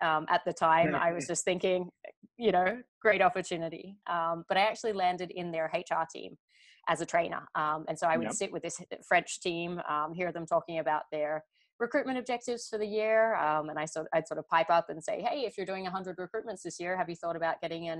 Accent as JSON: {"language": "English", "town": "Sydney", "region": "New South Wales", "country": "Australia", "moved": "as an adult", "lives_now": "Paris, France", "said": "So my accent's a little bit messed up these days, but I am originally from Sydney, Australia. I moved to Paris around about 7 years ago"}